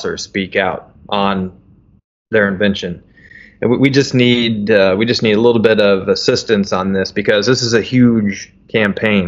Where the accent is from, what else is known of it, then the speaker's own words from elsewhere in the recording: Metropolis, Illinois, United States; my hometown, little old metropolis, Illinois